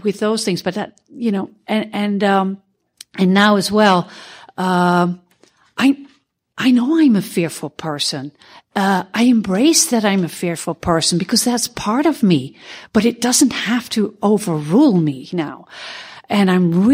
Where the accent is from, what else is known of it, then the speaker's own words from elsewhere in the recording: Netherlands; I'm from Holland